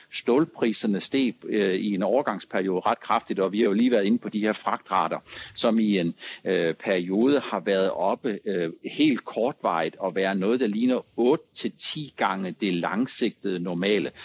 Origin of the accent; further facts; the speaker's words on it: Langeland, Southern Denmark, Denmark; jeg er født på Langeland